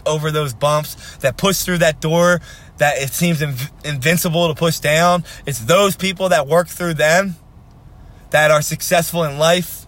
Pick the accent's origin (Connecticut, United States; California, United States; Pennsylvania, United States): Pennsylvania, United States; Philadelphia; I'm from Philadelphia